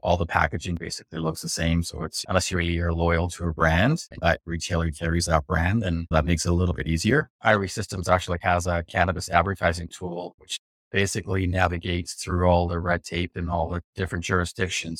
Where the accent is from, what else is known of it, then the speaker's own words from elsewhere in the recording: West Coast, United States; Growing up on the West Coast